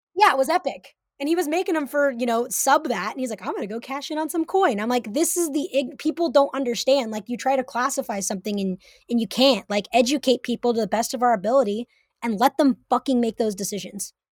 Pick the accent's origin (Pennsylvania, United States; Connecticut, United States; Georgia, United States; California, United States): California, United States; Humboldt County; moved away as an adult; now in Seattle, United States; Growing up in Humboldt County